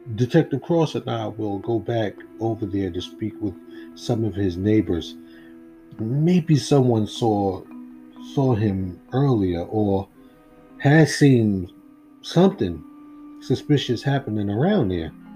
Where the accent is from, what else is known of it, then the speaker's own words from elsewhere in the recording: United States; because I'm American.